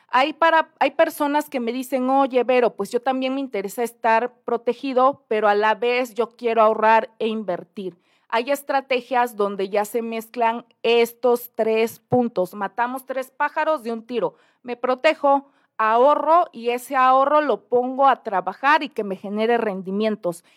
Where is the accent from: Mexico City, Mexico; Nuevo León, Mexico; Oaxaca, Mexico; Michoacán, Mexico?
Oaxaca, Mexico; mi bello Oaxaca